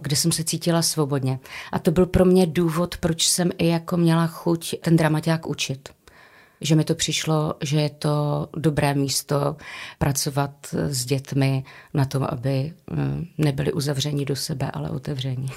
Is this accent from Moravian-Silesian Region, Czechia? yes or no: yes; Karviná, Moravian-Silesian Region, Czechia; also born or lived in Havířov; jsem rodačka z Karviné a od deseti let jsem žila v Havířově